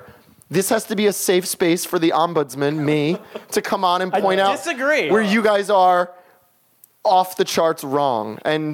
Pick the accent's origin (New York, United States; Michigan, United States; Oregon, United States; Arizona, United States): New York, United States; I'm from New York, lifelong New Yorker. Half my family is from New Jersey